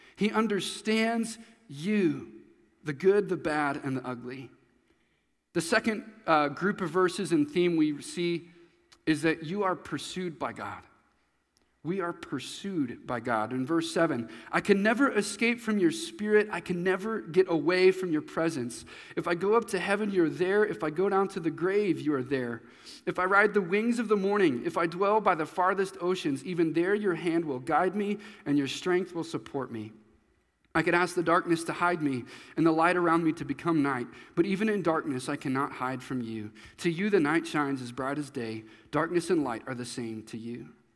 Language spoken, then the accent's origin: English; Nebraska, United States; also born or lived in Missouri; when I was going into fourth grade. I moved to Nebraska from Missouri